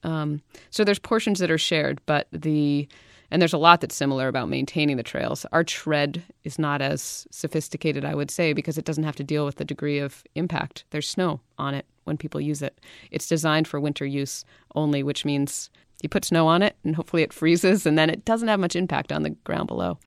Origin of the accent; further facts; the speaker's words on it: Western Maine, United States; I grew up skiing in Maine. I'm from Western Maine, a little hill called Pleasant Mountain